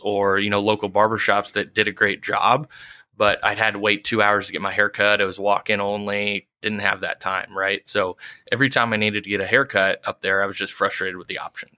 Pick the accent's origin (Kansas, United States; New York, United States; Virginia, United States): Kansas, United States; Prairie Village; moved away as an adult; now in Omaha, United States; I'm originally from Kansas City, grew up in Prairie Village